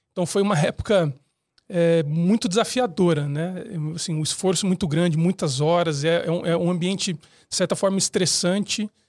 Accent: São Paulo, Brazil; Eu sou de São Paulo, mas enfim, eu já mudei bastante na minha vida.

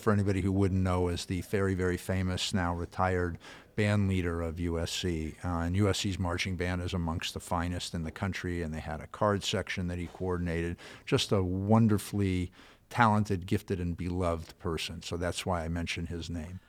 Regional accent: California, United States; born or raised there

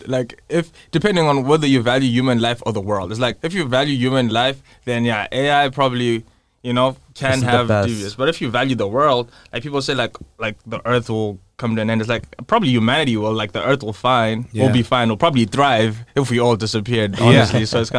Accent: Zimbabwe; moved away as an adult; I've lived, like, I grew up in Zimbabwe and my whole family did. And I think, like, probably lived in Zimbabwe since, like, the 1800s.

